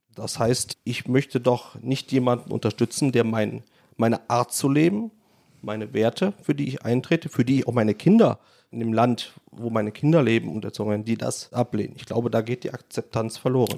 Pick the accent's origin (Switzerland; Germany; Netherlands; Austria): Germany; Rhineland; moved away as an adult; also born or lived in Düsseldorf; now in Poland; Ich komme aus dem Rheinland, bin aus dem gut katholischen Rheinland